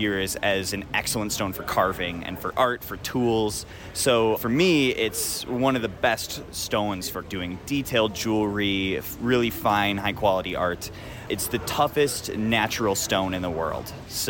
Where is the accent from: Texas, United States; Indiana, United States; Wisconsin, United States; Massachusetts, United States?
Wisconsin, United States; I run a company called Freshwater Jade. I'm actually from Wisconsin, but I do shows around the states.